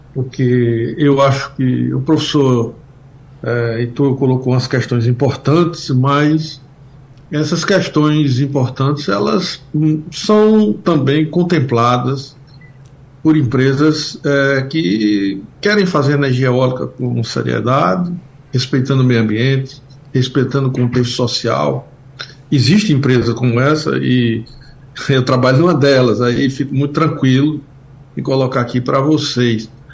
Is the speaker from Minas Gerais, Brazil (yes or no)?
no; sertão of Pernambuco, Brazil; eu sou do sertão de Pernambuco, conheço bem a Caatinga